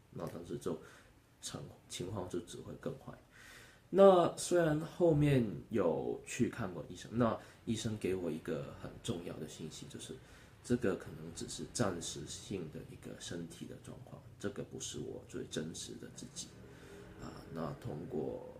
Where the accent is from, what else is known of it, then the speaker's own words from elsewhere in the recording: Hong Kong; 那我今年二十六岁，我来自香港